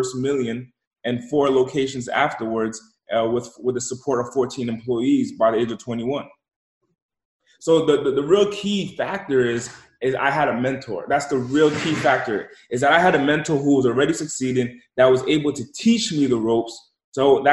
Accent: Rhode Island, United States; I'm originally from the East Coast, came from the smallest state in the country, and I was raised

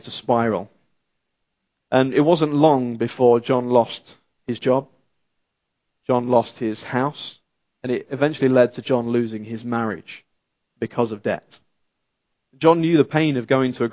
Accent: United Kingdom; accent: British; moved away as an adult; also born or lived in Yorkshire; now in Canada; I'm from the UK, grew up just outside London, and then moved to a beautiful county called Yorkshire

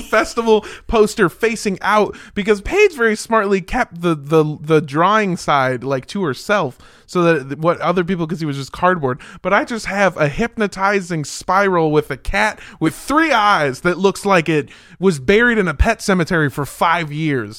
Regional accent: Los Angeles, California, United States; I'm from Los Angeles.

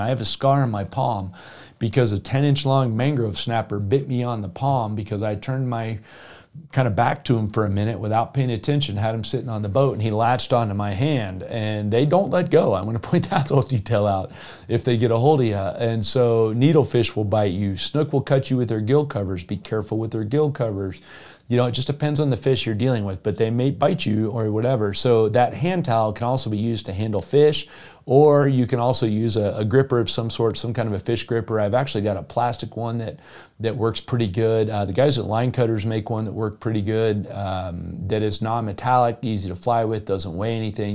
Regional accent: Jupiter, Florida, United States; now in Colorado, United States; I grew up in Jupiter, Florida, where snook is king.

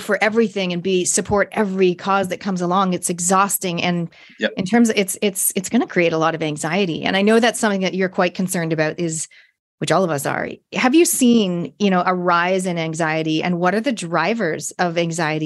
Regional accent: Toronto, Ontario, Canada; I grew up in Canada, Toronto

